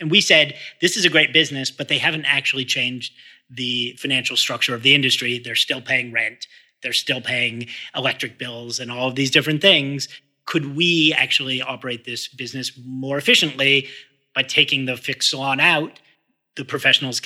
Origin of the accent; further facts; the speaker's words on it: Boston, Massachusetts, United States; I grew up in Boston